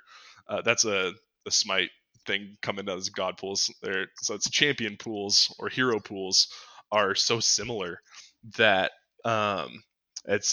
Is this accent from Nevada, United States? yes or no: no; San Francisco, California, United States; I was born in San Francisco